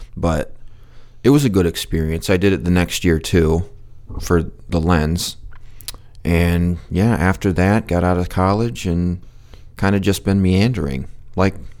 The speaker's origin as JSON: {"language": "English", "town": "Muskegon", "region": "Michigan", "country": "United States", "tie": "born or raised there", "said": "I was born and raised in Muskegon, Michigan"}